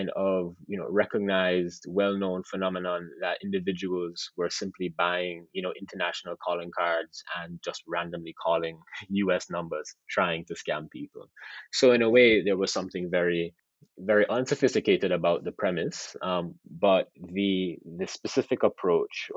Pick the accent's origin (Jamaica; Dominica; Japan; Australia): Jamaica; Montego Bay, Saint James; I am from Montego Bay. I have family in Montego Bay